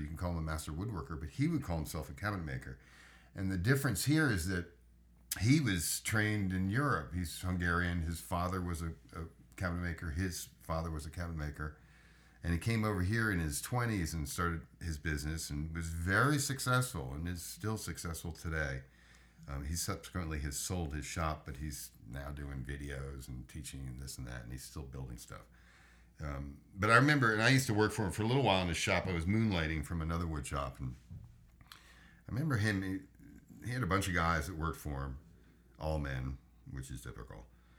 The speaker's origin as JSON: {"language": "English", "country": "United States", "said": "I'm American, dude. I lived in Europe, but no, I'm sorry. I've been to Europe."}